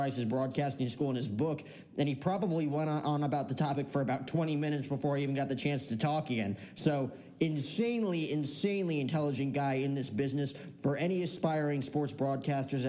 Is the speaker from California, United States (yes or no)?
no; New Jersey, United States; my entire childhood growing up in New Jersey